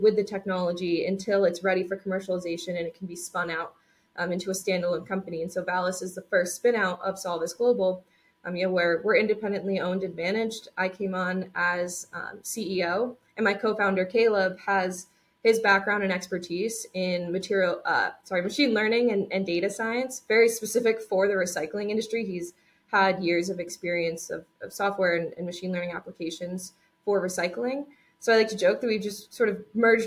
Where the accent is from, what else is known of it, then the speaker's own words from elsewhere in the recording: Connecticut, United States; So we're actually both from Connecticut. So we both grew up in Connecticut, attended WPI.